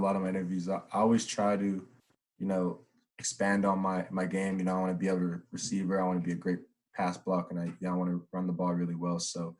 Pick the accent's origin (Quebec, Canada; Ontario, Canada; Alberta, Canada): Alberta, Canada; Edmonton; growing up in Edmonton, thinking I'm going to, you know, go to high school, Jasper Place, all these things